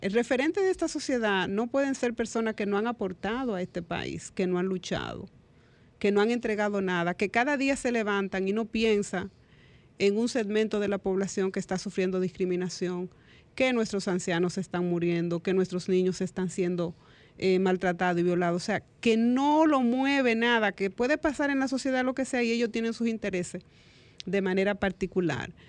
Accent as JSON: {"language": "Spanish", "country": "Dominican Republic", "said": "como dominicanos y dominicanas"}